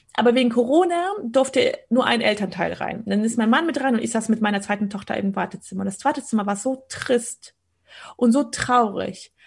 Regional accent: Poland; also ich bin in Polen geboren

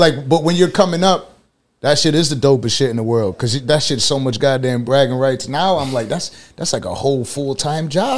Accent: Buffalo, New York, United States; moved away as an adult; now in Florida, United States; I come from Buffalo, New York

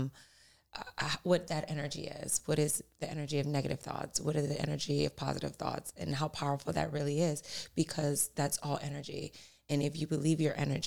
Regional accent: Louisiana, United States; I'm from Louisiana, so cooking was like introduced at 3

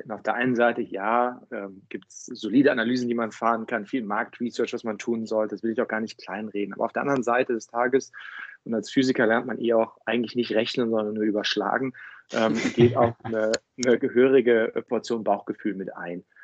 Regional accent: Cologne, North Rhine-Westphalia, Germany; now in Berlin, Germany; war der Kickoff, um damals für mich aus äh, Köln dann auch nach Berlin zu ziehen. Bei aller Liebe zu meiner Heimatstadt.

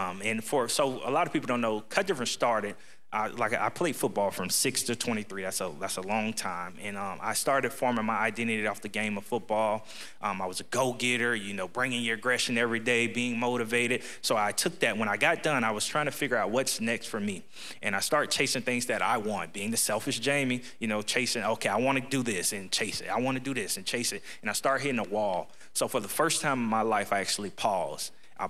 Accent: Ocala, Florida, United States; I'm born and raised in Ocala

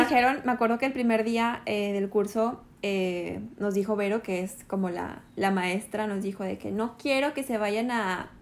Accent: Monterrey, Nuevo León, Mexico; moved away as an adult; now in Mérida, Mexico; yo soy de Monterrey, vivíamos allá en Monterrey

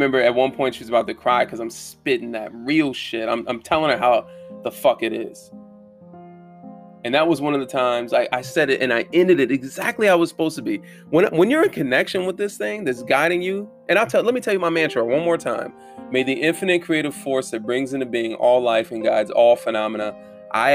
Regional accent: Southern Germany, Germany; moved away; I'm from Southern Germany

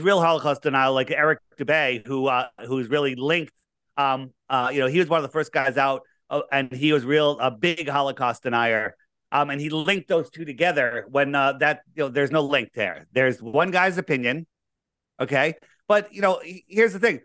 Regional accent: Fairfield County, Connecticut, United States; I grew up here in, uh, Fairfield County. Uh, I didn't, I haven't moved very far.

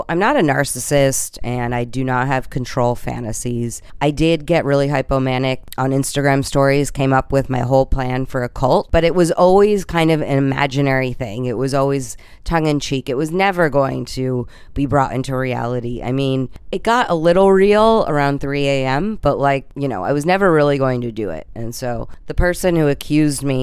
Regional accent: Bethlehem, Pennsylvania, United States; I was born in Bethlehem, Pennsylvania

